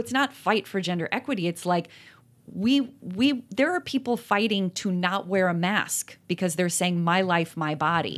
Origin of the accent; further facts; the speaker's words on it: Appalachia, United States; I'm from Appalachia